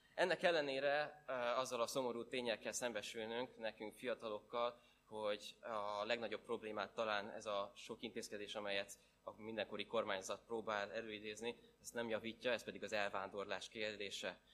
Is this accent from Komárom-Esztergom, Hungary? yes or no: yes; Esztergom, Komárom-Esztergom, Hungary; én Esztergomból származom